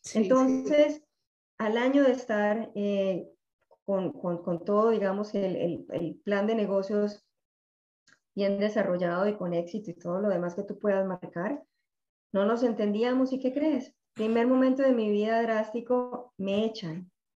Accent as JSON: {"language": "Spanish", "town": "Medellín", "region": "Antioquia", "country": "Colombia", "moved": "as an adult", "lives_now": "Miami, United States", "said": "soy colombiana eh, de Medellín. En este momento vivo en Miami hace ya 20 años."}